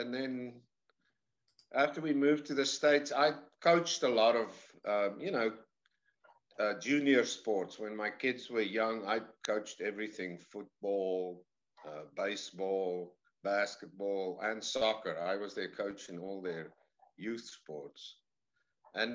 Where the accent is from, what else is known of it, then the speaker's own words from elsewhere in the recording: South Africa; moved away as an adult; now in United States; I say I'm from the deep south. I'm from South Africa originally.